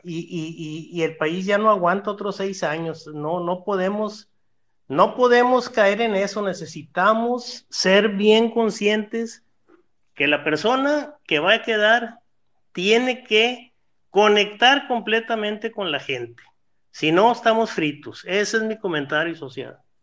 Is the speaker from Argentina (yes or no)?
no; Mexico; todos como ciudadanos mexicanos